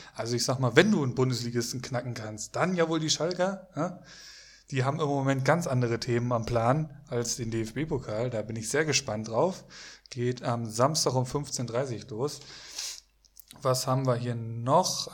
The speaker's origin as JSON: {"language": "German", "town": "Bocholt", "region": "North Rhine-Westphalia", "country": "Germany", "tie": "born or raised there", "moved": "yes", "said": "ich komme ursprünglich, also gebürtig aus Bocholt"}